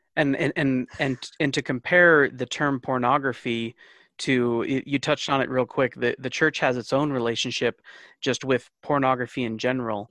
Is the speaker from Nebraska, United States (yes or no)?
no; Rexburg, Idaho, United States; very privileged male growing up in Rexburg